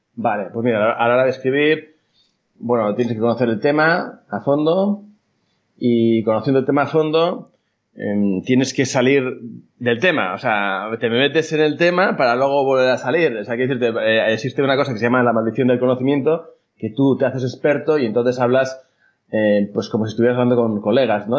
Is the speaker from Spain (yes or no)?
yes; Bilbao, Basque Country, Spain; soy copywriter de Bilbao